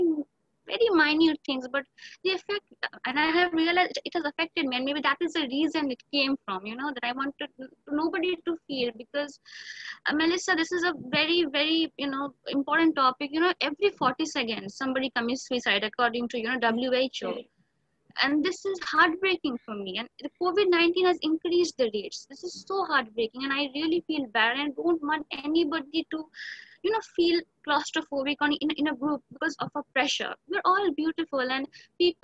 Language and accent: English; Eastern India, West Bengal, India; I'm from Eastern India, the state of West Bengal.